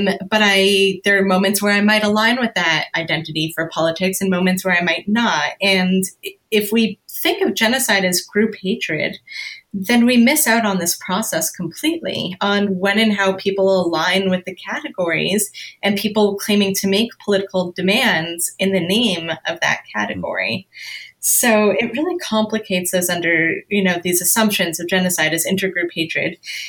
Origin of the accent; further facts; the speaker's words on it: Canada; now in United States; I'm a woman, I am white, I'm Canadian, I'm Jewish, I'm an American immigrant or an immigrant to the US